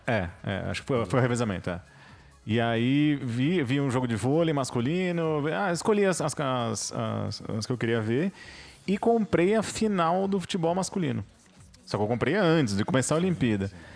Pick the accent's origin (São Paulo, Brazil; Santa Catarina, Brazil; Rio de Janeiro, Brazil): Rio de Janeiro, Brazil; como brasileiro, ainda mais carioca